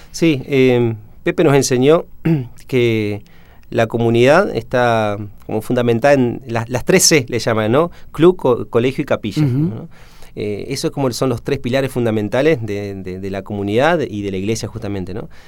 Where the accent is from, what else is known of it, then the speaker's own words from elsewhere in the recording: Rosario del Tala, Entre Ríos, Argentina; moved away; Nacido en Rosario del Tala ahí están mis padres, mis hermanos